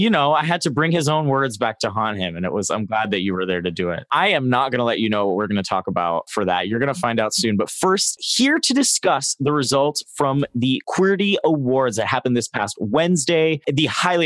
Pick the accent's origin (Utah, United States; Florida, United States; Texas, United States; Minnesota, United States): Florida, United States; I grew up in Florida though.